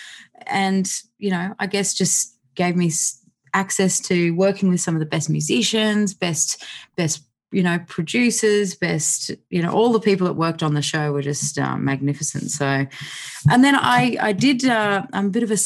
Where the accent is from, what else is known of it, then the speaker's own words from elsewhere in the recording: outside Canberra, New South Wales, Australia; I grew up on a property outside of Canberra